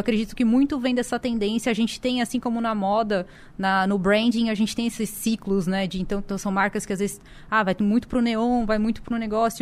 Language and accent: Portuguese; São Paulo, Brazil; eu sou de São Paulo